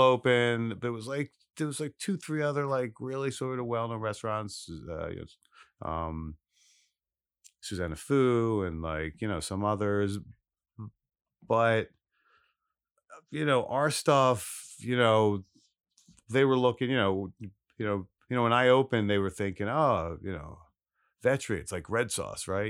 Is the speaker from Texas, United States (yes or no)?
no; Philadelphia, Pennsylvania, United States; born or raised there; also born or lived in Los Angeles / Italy / New York / Alaska